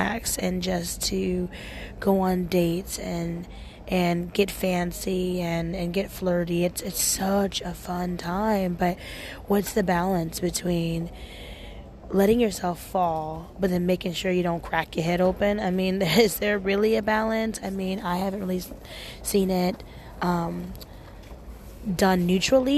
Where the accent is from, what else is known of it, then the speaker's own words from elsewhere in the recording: Portland, United States; I am from Portland and it's very liberal and people are open. And I used to nanny all the time in high school